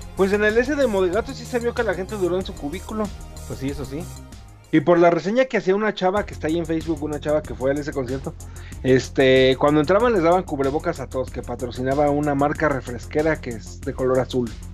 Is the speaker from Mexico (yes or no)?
yes; Mexico; como buen mexicano